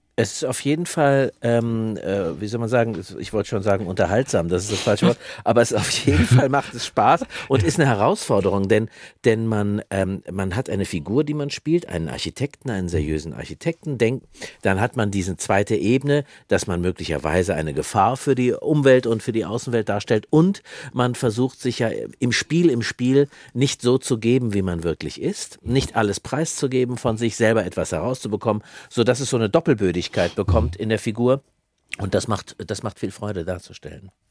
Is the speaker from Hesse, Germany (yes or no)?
yes; countryside near Frankfurt, Hesse, Germany; Da, wo ich herkomme, ich habe ich hab die Pubertät in, äh, in, in, auf dem Land oder in der Nähe von Frankfurt erlebt